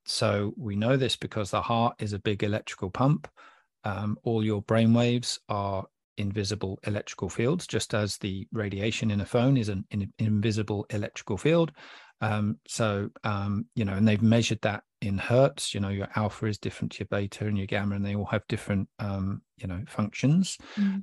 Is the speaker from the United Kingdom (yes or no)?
yes; England, United Kingdom; I'm from England